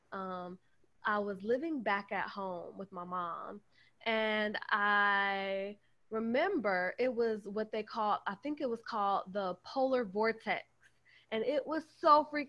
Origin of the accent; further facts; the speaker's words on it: Chicago, Illinois, United States; moved away as an adult; also born or lived in Midwest; now in Atlanta, United States; I'm originally from Chicago, and I've lived in so many different places in the Midwest.